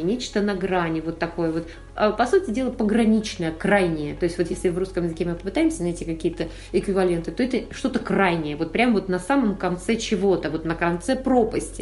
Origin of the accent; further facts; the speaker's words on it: Kazakhstan; родилась в Казахстане и с детства была вот на самом деле благословлена тем